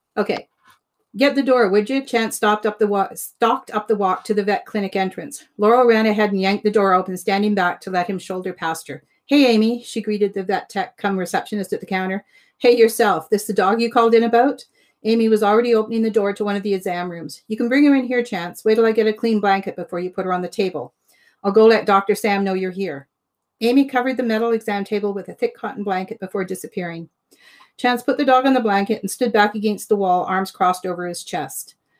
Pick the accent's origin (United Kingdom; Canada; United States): Canada; Ontario; moved away as an adult; I grew up in Ontario, we moved west